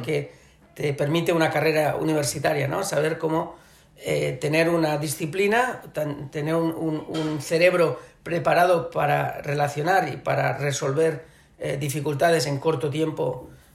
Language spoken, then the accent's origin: Spanish; Barcelona, Catalonia, Spain; moved away as an adult; also born or lived in Shanghai, China; catalán, obviamente porque soy de Barcelona